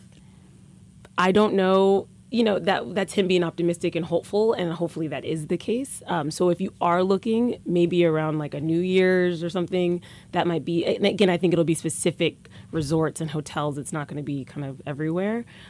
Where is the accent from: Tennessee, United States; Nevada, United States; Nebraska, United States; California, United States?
Nebraska, United States; Omaha; I'm from Omaha, Nebraska